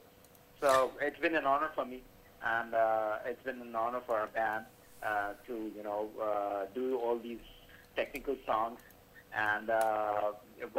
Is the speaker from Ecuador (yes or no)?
no; Karachi, Sindh, Pakistan; I'm from Karachi, Pakistan.